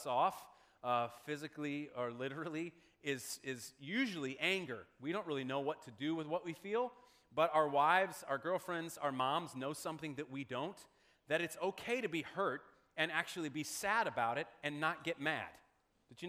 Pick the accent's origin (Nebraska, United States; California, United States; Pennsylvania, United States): Nebraska, United States; Omaha; When I was growing up in Omaha, Nebraska, my family was friends with another family in our church.